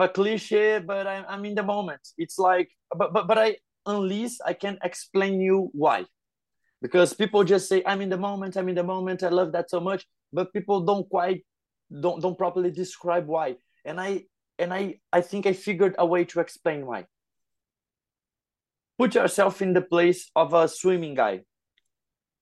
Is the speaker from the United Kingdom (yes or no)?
no; Rio de Janeiro, Brazil; I'm from Rio